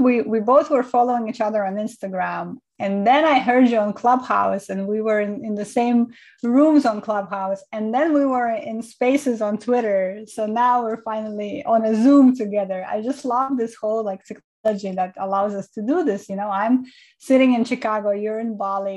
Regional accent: Estonia; moved away; also born or lived in Kazakhstan; I was born in Kazakhstan, Central Asia, and I grew up in Estonia

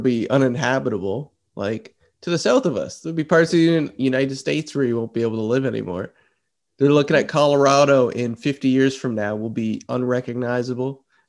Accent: Canada; Normally you could travel the world fine as a Canadian

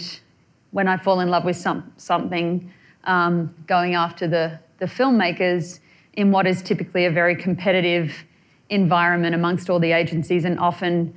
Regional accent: New South Wales, Australia; moved away as an adult; now in Los Angeles, United States; I come from Australia

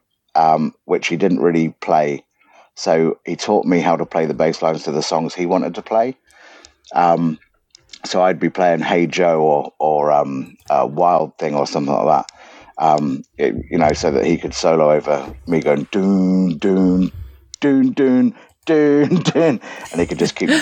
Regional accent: Southampton, South East England, United Kingdom; also born or lived in Leicester / Egypt; I was raised in Southampton

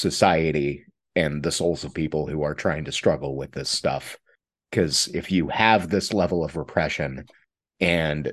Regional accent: Tennessee, United States; I was growing up in Tennessee

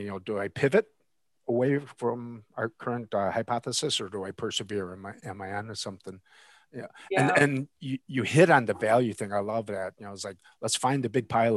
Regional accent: Chicago, Illinois, United States; I'm a Chicagoan

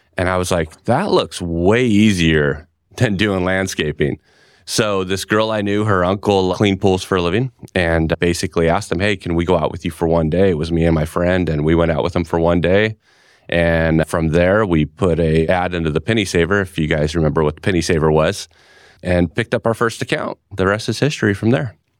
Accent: California, United States; moved away as an adult; now in Gilbert, Arizona, United States; was born and raised in California my whole life.

